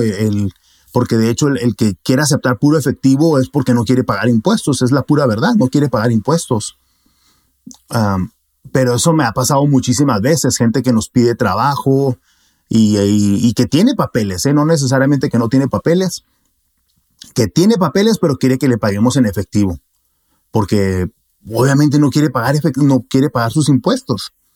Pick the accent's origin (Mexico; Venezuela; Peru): Mexico; como buen mexicano